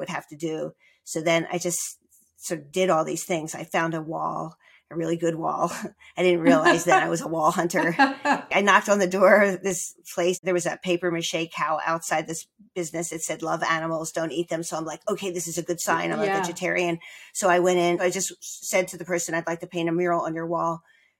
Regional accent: Margate, New Jersey, United States; moved away as an adult; also born or lived in Philadelphia; I grew up in Margate, New Jersey

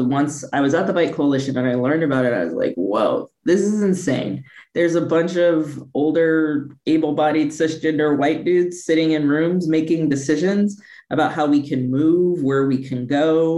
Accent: Midwest, United States; moved away as an adult; also born or lived in San Francisco Bay Area, California; I'm originally from the Midwest. I left the Midwest to go to law school in the Bay at Stanford

